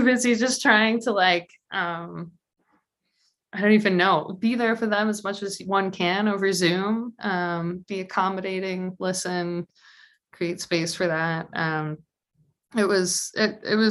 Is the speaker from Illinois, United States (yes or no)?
yes; Naperville, Illinois, United States; moved away; I'm not from Chicago, I'm from Naperville, which is for those unfamiliar with Chicagoland geography is like 40 minutes straight west on the train.